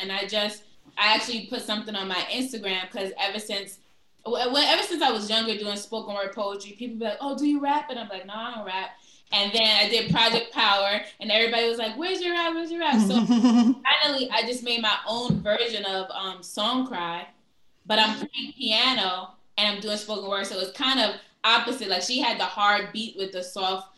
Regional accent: New York City, New York, United States; I'm from Brooklyn. I'm from East New York

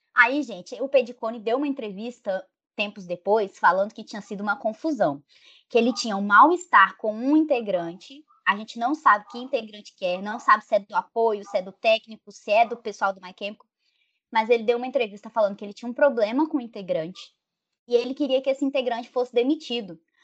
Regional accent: Rondônia, Brazil; now in Espírito Santo, Brazil; eu nasci em Rondônia, então, tipo assim, lá não tinha esse negócio de movimento punk, movimento emo. Na minha cidade, era uma cidade de interior do estado

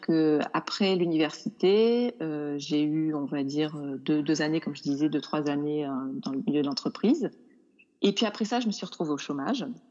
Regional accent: Nîmes, Occitania, France; moved away as an adult; also born or lived in Montpellier / Toulouse / Paris / London; now in Auvergne, France; je suis de Nîmes

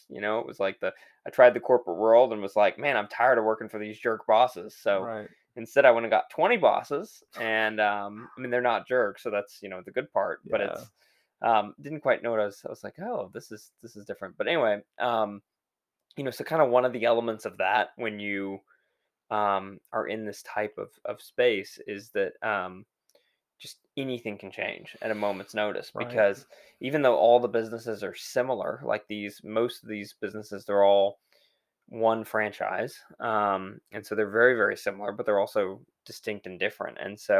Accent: Texas, United States; Fortunately, I grew up in Texas. So I'm used to that.

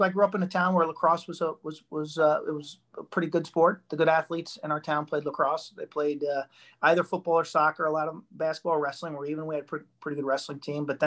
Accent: Long Island, South Shore, Nassau County, New York, United States; Long Island, South Shore, Nassau County, small little town, couple towns in from Queens.

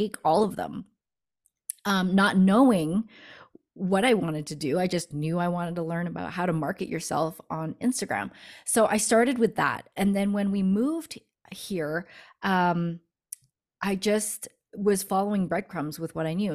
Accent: Canada; moved away as an adult; now in Denver, United States; my husband got a b, uh, work opportunity here in Denver, and we're from Canada

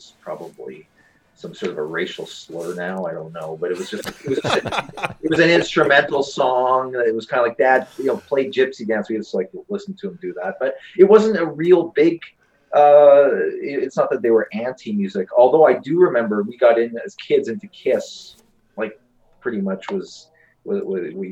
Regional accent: Saskatoon, Saskatchewan, Canada; moved away as an adult; also born or lived in Philadelphia, Pennsylvania / Vancouver; so we came up here in 75, and I grew up in Saskatoon.

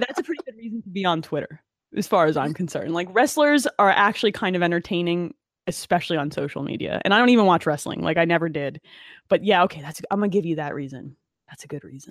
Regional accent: Asbury Park, New Jersey, United States; I grew up in Monmouth County, Asbury Park, near, like, the Stone Pony and everything. That was my hometown

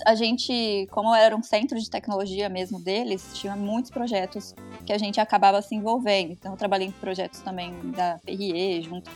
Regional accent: Ribeirão Preto, São Paulo, Brazil; moved away as an adult; now in Belgium; natural da Ribeirinha, então eu sou de Ribeirão também

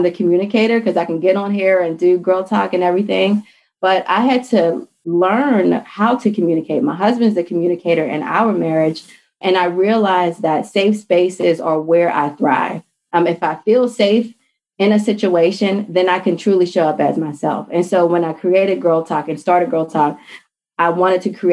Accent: Pittsburgh, Pennsylvania, United States; moved away as an adult; also born or lived in DMV area (Washington, D.C. metropolitan area); now in Washington, D.C. area, United States; I'm originally from Pittsburgh, Pennsylvania, and I moved to the DMV area chasing after my fiance at the time

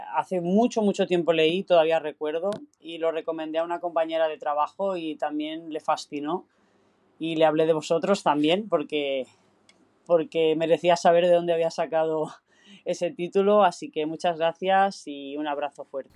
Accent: Catalonia, Spain; soy catalana

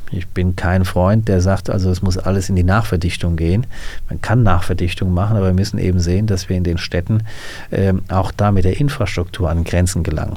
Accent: Hüttengesäß, Hesse, Germany; also born or lived in Hanau; now in Langenselbold, Germany; bin ich aufgewachsen als Kind in Hüttengesäß.

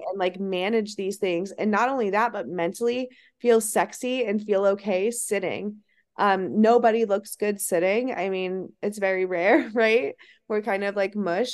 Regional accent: Ohio, United States; moved away; I'm from Ohio

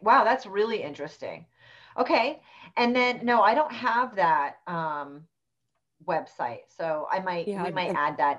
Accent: Rhode Island, United States; born there; I was born in Rhode Island. So we're both from New England. Neither one of us really has an accent though.

